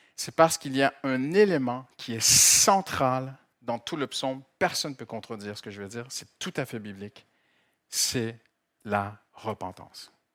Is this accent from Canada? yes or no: yes; Canada; moved away as an adult; now in France; je viens du Canada